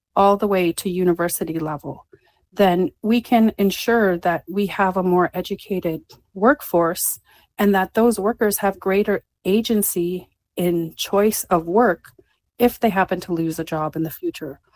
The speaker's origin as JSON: {"language": "English", "region": "Alberta", "country": "Canada", "said": "I come from Alberta, where a lot of my family has worked in the oil industry"}